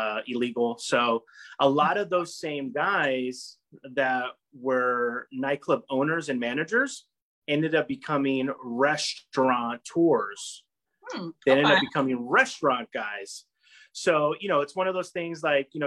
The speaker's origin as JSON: {"language": "English", "region": "California", "country": "United States", "moved": "yes", "lives_now": "Rhode Island, United States", "said": "I'm originally from California. I actually moved to Rhode Island by complete accident."}